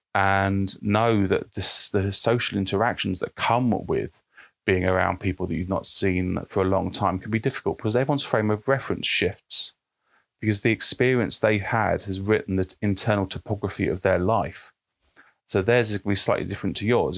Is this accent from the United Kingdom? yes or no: yes; United Kingdom; I'm British